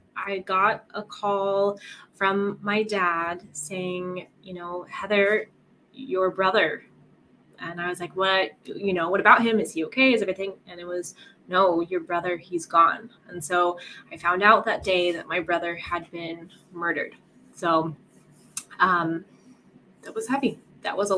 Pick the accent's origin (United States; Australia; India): United States; Colorado; moved away as an adult; now in Italy; I'm originally from Colorado in America, and then my husband works overseas, so we're living in Italy right now